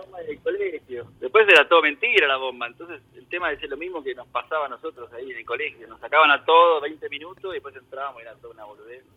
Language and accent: Spanish; Ciudad Jardín Lomas del Palomar, Buenos Aires Province, Argentina; moved away as an adult; also born or lived in San Martín, Buenos Aires; now in Germany; En Ciudad Jardín, Sí, en realidad nací en San Martín